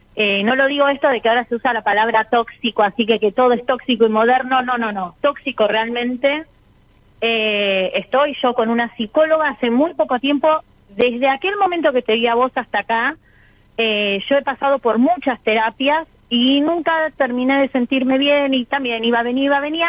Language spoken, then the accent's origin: Spanish; Avellaneda, Buenos Aires Province, Argentina; De Avellaneda, Buenos Aires.